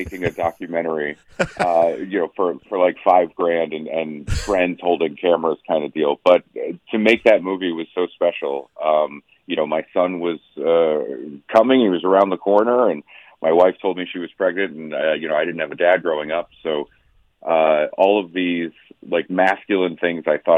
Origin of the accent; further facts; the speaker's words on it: Maine, United States; moved away; I grew up in Maine, so I love a good mill town